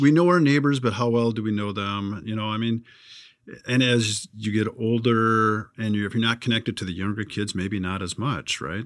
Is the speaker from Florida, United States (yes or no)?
no; California, United States; growing up in California